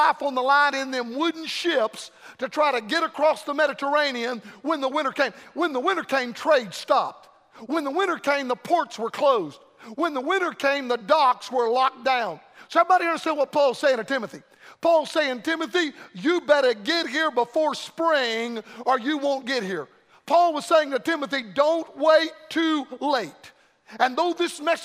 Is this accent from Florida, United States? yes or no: yes; Florida, United States; Florida a lot anymore. My home state